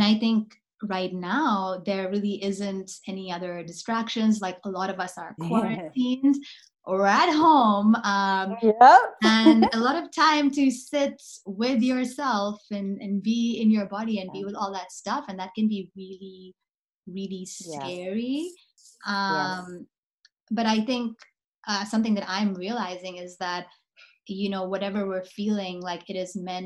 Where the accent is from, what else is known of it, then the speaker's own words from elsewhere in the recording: South Africa; I'm from South Africa